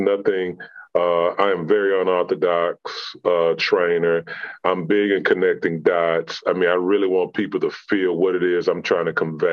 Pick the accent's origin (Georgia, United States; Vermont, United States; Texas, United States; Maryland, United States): Texas, United States; Houston; born and raised in Houston